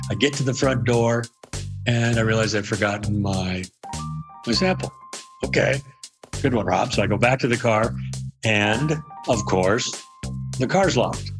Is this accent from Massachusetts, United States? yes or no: no; Spokane, Washington, United States; I grew up in Spokane, Washington